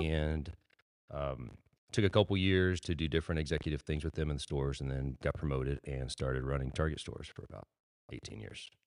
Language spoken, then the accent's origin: English; Robstown, Texas, United States; also born or lived in San Antonio, Texas; I was born in Robstown, Texas, to my parents.